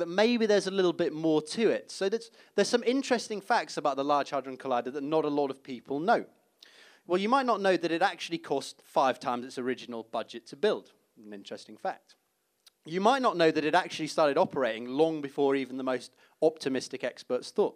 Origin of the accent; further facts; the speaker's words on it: Leeds, Yorkshire and the Humber, United Kingdom; moved away; being a kid growing up in Leeds, actually. That's where I'm from